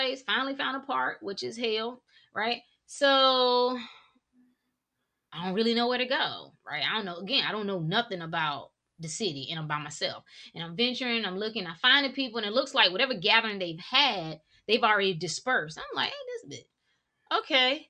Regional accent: North Carolina, United States; moved away as an adult; now in Washington, DC area, United States; I'm originally from North Carolina.

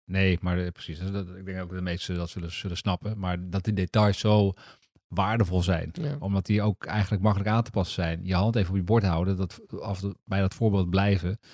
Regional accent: Netherlands; we zijn Nederlanders

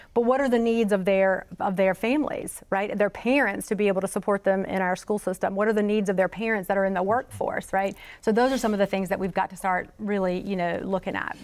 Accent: Florence, South Carolina, United States; I grew up in Florence, South Carolina

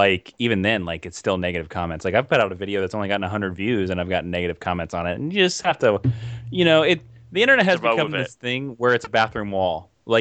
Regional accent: Kansas, United States; now in Los Angeles, United States; I come from Kansas in the middle of the United States, and I've driven from Kansas to California here in LA several times

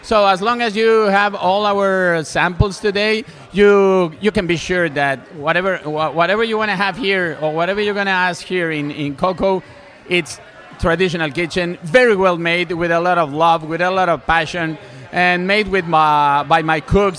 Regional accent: Mexico; English is a second language; moved away as an adult; I came from Mexico 5 years ago.

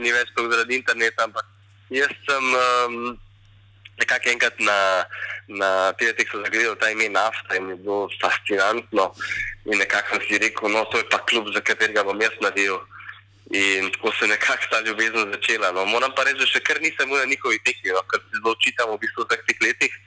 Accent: Slovenia

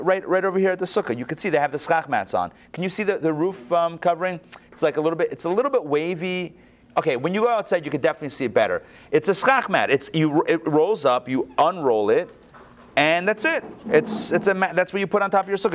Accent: Pittsburgh, Pennsylvania, United States; first language English; moved away as an adult; also born or lived in Crown Heights (the Berg); now in Atlanta, United States; where I grew up in Pittsburgh

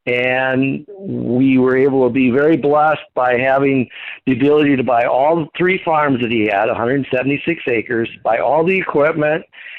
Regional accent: North Prairie, Wisconsin, United States; moved away as an adult; now in Jackson, United States; moved into the Jackson area in 1982 from a family farm. I grew up in North Prairie, and that was mostly gravel.

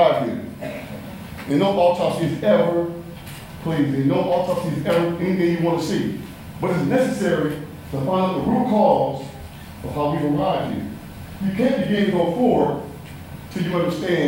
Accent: Mississippi, United States; I'm from Mississippi

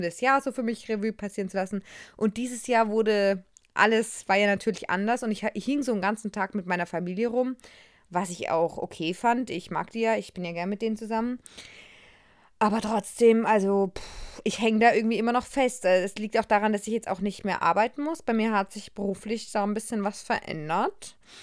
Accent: Germany; ich bin eine Deutsche

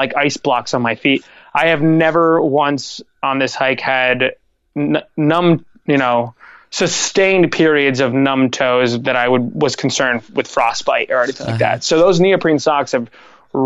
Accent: Lewisburg, United States; my hometown of Lewisburg

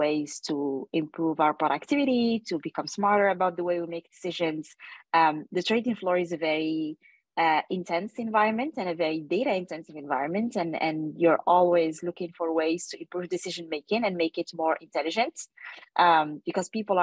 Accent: Paris, Île-de-France, France; moved away as an adult; also born or lived in Asia; I grew up in Paris

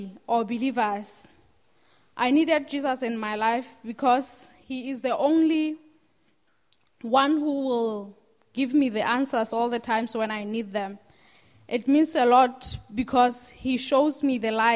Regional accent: Lesotho; I'm from Lesotho, and I grew up in a family

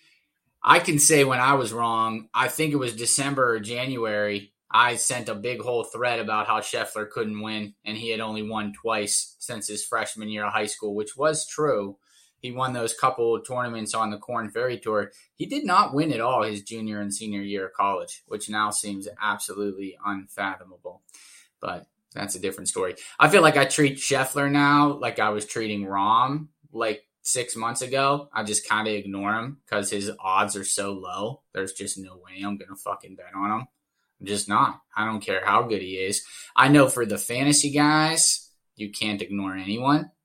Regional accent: small mill town outside of Pittsburgh, Pennsylvania, United States; I'm from Pittsburgh. I'm from like a small mill town outside of Pittsburgh

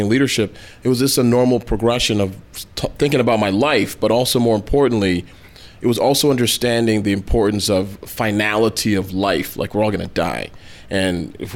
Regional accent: Toronto, Ontario, Canada; now in United States; I was born and raised in Toronto, Canada, to Nigerian parents

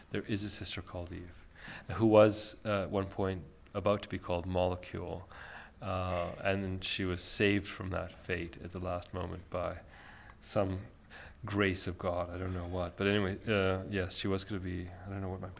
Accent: Egypt; moved away; I was born in Egypt

